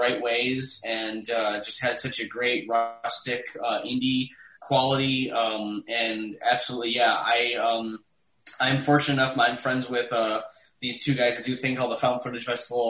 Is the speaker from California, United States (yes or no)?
no; Detroit, Michigan, United States; moved away as an adult; also born or lived in New York; I was from Detroit.